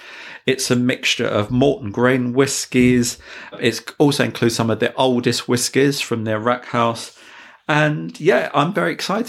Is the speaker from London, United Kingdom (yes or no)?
yes; near Walthamstow, East London, United Kingdom; Near to my hometown.